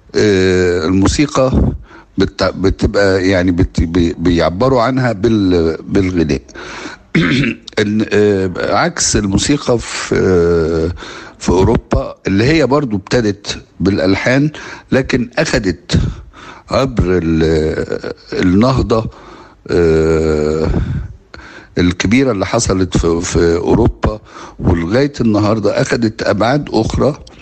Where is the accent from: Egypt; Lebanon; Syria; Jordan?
Egypt; علينا كمصريين وكعرب